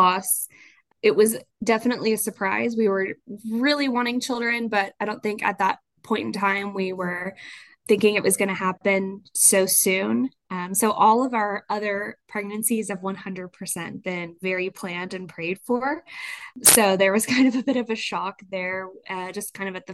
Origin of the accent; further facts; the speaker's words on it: Houston, Texas, United States; now in Midland, United States; I'm originally from Houston.